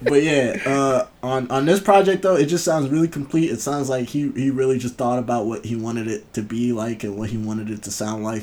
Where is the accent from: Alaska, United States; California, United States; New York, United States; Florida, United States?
New York, United States; Buffalo; I'm from Buffalo